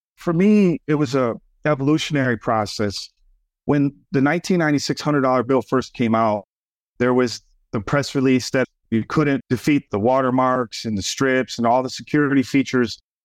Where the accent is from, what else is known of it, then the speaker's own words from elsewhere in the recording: Schaumburg, Illinois, United States; also born or lived in Chicago, Illinois; we grew up in Schaumburg, which was a suburb outside of Chicago, middle class suburbia. And then to go from there to the south side of Chicago